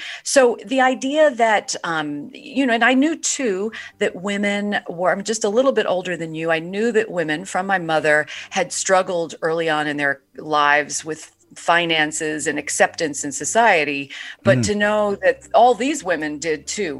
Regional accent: New York City, New York, United States; I grew up in Brooklyn, New York in the 70s

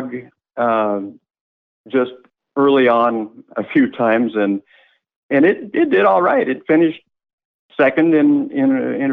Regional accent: Ames, Iowa, United States; I'm calling from Ames, Iowa. I've lived here all my life

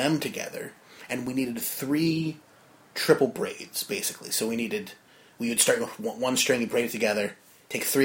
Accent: New Jersey, United States; from Jersey

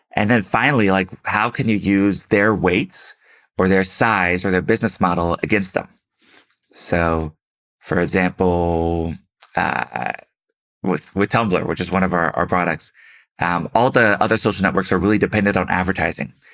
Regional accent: Houston, Texas, United States; moved away; also born or lived in San Francisco; Houston, my hometown

